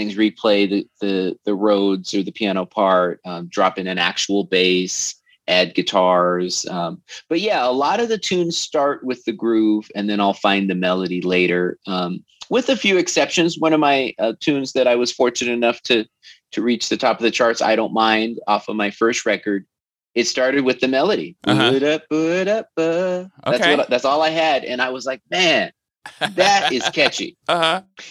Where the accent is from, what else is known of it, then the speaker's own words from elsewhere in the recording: Oregon, United States; moved away as an adult; now in Los Angeles, United States; I'm from Oregon.